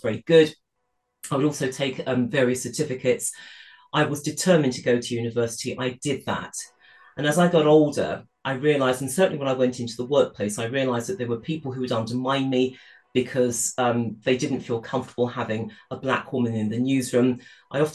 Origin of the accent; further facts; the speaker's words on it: United Kingdom; I grew up in the United Kingdom in the 1960s. I was born in this country